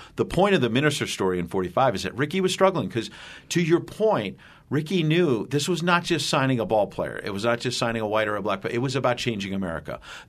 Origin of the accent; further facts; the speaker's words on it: Astoria, New York, United States; born there; I was born in Astoria.